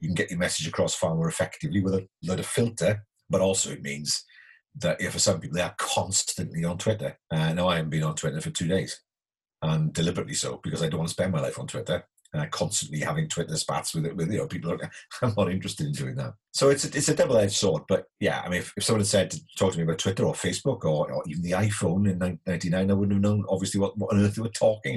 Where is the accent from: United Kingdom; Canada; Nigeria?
United Kingdom; Bridgend, Wales; my hometown